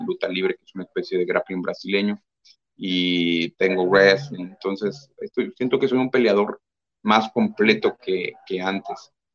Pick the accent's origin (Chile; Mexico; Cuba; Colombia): Mexico; somos pocos mexicanos